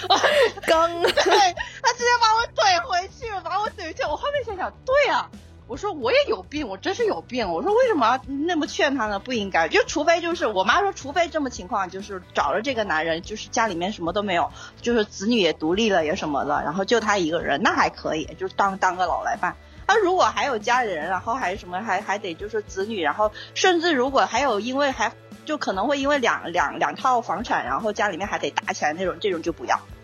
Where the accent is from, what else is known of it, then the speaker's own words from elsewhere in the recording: Hainan, China; moved away as an adult; also born or lived in Shenyang / Sri Lanka; 因为我是出生和长大于海南